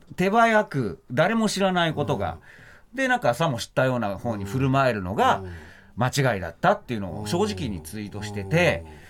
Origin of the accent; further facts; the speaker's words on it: Nagano, Japan; 僕も長野出身ですから